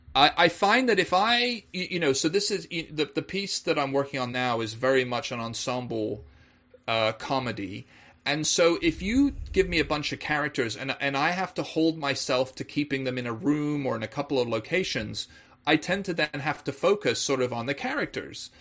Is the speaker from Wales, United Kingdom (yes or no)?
yes; Wales, United Kingdom; moved away; also born or lived in England; being English myself, but actually spending a lot of my childhood in Wales